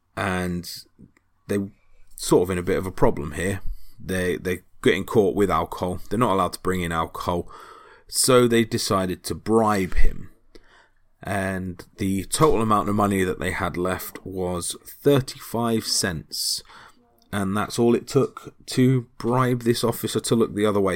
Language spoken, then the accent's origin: English; United Kingdom